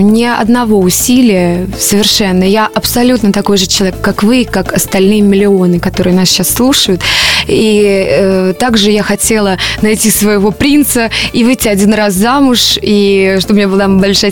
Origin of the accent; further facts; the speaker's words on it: Voronezh, Voronezh Oblast, Russia; в городе, где я родилась, в Воронеже